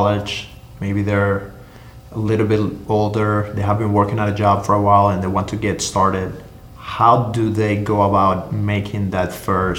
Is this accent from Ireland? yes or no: no; Cuba; now in United States; I come from Cuba